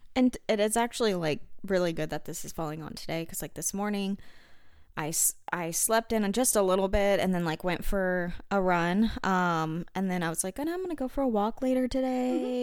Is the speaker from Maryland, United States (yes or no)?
no; Arkansas, United States; I'm from Arkansas